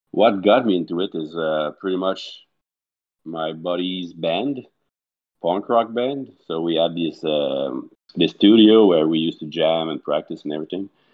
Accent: Montreal, Quebec, Canada; also born or lived in Mont-Saint-Hilaire, Canada / Candiac, Canada; I grew up, uh, in Montreal, in the eastern part of it, until about four years ago I was there.

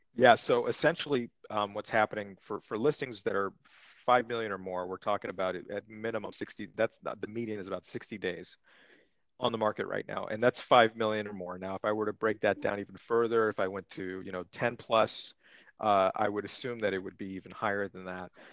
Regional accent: Santa Monica, California, United States; I'm I'm from Los Angeles. I grew up in Santa Monica. I've lived here over 30 years.

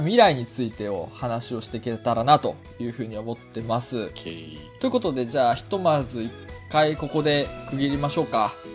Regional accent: Hamamatsu, Shizuoka, Japan; moved away; 僕は地元の浜松をイメージしたんですけど

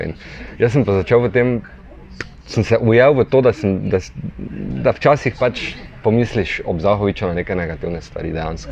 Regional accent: Maribor, Drava, Slovenia; živim samo kot Marijo Borčani, že celo življenje

